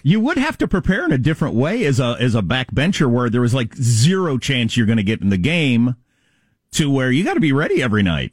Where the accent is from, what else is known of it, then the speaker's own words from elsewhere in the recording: California, United States; as a Californian where the electricity goes out all the time in regular weather